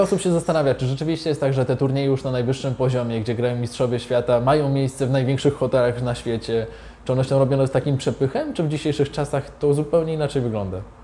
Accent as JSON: {"language": "Polish", "town": "Zielona Góra", "region": "Lubusz Voivodeship", "country": "Poland", "said": "Ja pochodzę z Zielonej Góry"}